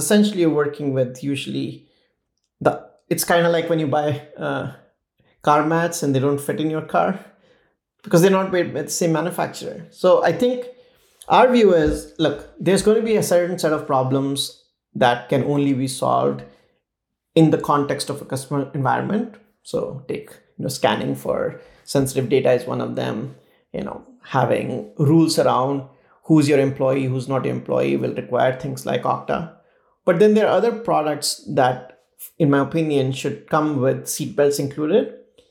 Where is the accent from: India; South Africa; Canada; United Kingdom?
India; growing up in India